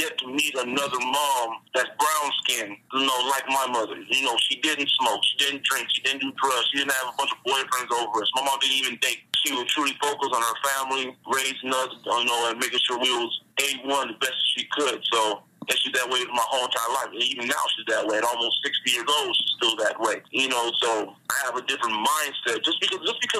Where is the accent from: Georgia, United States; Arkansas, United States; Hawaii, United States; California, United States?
California, United States; Long Beach; now in Las Vegas, United States; I come from Long Beach, California. I live on the north side, the west side, and the east side, but I'm from the east side